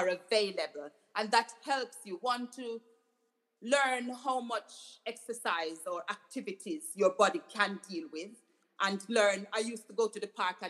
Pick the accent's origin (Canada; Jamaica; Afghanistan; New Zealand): Jamaica; now in United Kingdom; I grew up in Jamaica